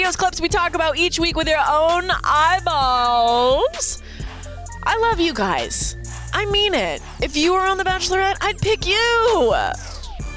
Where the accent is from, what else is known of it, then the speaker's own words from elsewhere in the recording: Canada; I'm from Canada